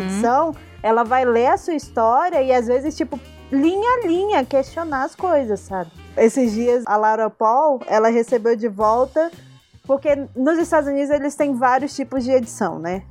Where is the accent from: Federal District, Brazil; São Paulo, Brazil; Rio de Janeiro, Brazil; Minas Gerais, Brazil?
Federal District, Brazil; Brasília; eu também sou de Brasília